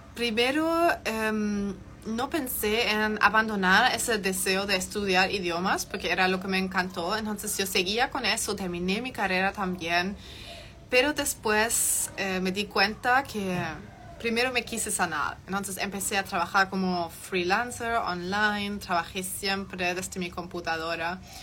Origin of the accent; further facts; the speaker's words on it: Germany; Spanish is a second language; moved away as an adult; also born or lived in Chile; soy de Alemania, soy completamente 100% alemana, he vivido allá hasta los 18 años, toda mi vida.